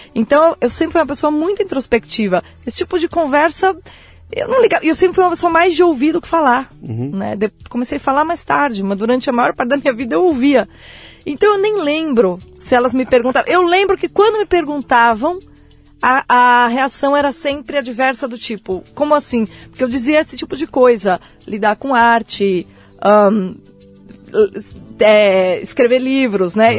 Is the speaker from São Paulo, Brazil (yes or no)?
yes; São Paulo, Brazil; Eu nasci em São Paulo